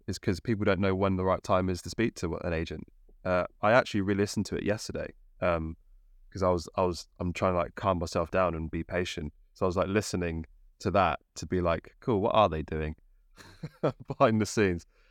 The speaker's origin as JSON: {"language": "English", "region": "Midlands", "country": "United Kingdom", "moved": "yes", "lives_now": "London, United Kingdom", "said": "I'm from the Midlands, I live yeah, around London"}